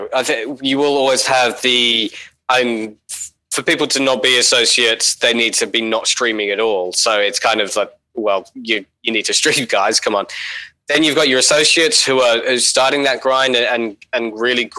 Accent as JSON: {"language": "English", "country": "Australia"}